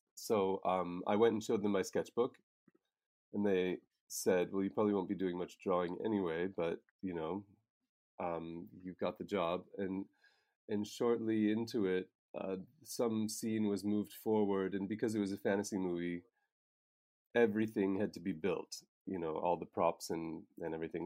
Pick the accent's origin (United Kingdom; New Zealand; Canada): Canada; Nova Scotia; moved away as an adult; now in Prague, Czech Republic; I'm from Nova Scotia in Canada, and I came to Prague in ninety-nine